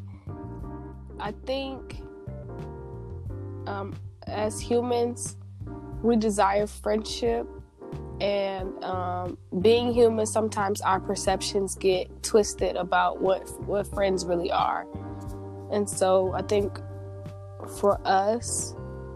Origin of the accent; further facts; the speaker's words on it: South Bend, Indiana, United States; Growing up in South Bend, that's our hometown